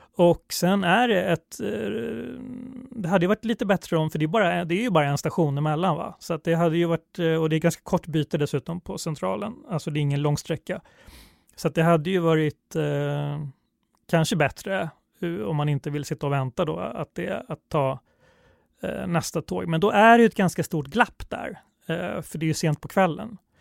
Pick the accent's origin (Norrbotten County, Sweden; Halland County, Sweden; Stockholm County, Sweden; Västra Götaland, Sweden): Stockholm County, Sweden; Stockholm; jag är stockholmare och alltid åkt tunnelbana